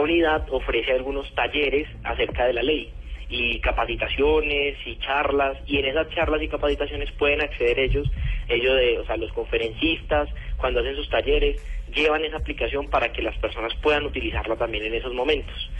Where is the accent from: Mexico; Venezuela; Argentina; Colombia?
Colombia; como colombiano